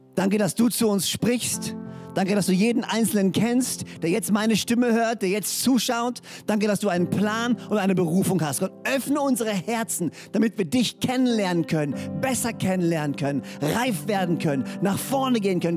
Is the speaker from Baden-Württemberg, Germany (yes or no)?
yes; Böhringen, Baden-Württemberg, Germany; now in Orsingen, Germany; ich bin in Böhringen groß geworden und lebe jetzt in Orsingen.